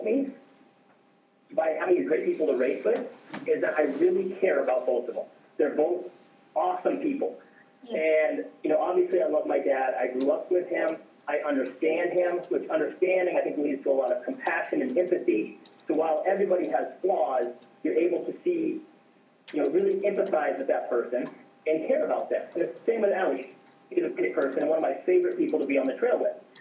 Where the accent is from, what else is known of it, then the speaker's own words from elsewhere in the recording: Alaska, United States; I'm from Alaska and it doesn't have a lot of people